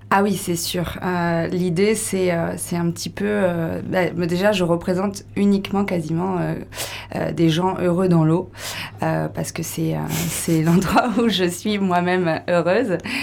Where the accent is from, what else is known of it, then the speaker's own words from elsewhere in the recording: Brittany, France; moved away; also born or lived in Costa Rica; je suis bretonne, originaire du Morbihan, voilà, du Golfe